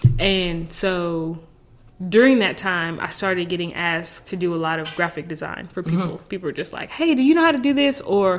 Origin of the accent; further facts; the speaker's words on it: Killeen, Texas, United States; moved away as an adult; also born or lived in Houston, Texas / Memphis, Tennessee; now in Dallas, United States; I was actually born in Dallas, grew up in Killeen